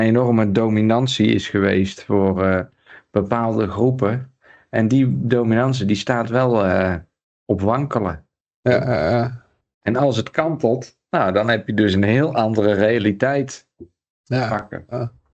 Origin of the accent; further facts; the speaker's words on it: Breda, North Brabant, Netherlands; moved away; waar, ik geboren ben, Johan, in Breda